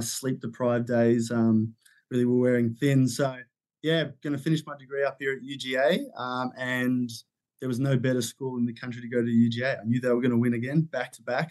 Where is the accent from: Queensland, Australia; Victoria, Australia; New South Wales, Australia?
New South Wales, Australia; Sydney; I come from Sydney, Australia